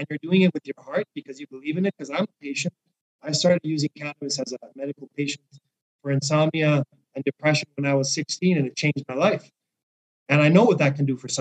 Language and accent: English; Mexico; now in Vancouver, Canada; I'm from Mexico